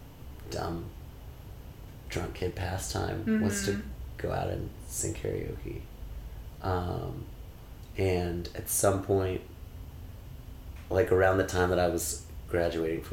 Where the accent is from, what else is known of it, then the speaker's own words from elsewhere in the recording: New York City, New York, United States; moved away as an adult; also born or lived in Los Angeles / Connecticut; friends from growing up in New York